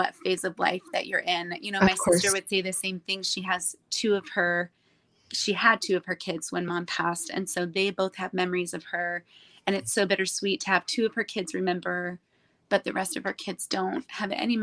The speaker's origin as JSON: {"language": "English", "town": "San Diego", "region": "California", "country": "United States", "tie": "born or raised there", "said": "I grew up in San Diego"}